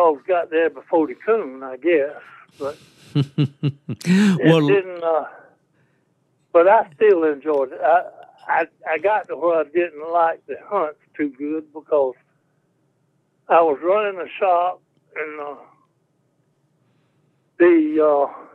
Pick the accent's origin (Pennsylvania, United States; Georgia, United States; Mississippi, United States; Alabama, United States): Georgia, United States; South; also born or lived in Tallahassee; I was born and raised in South Georgia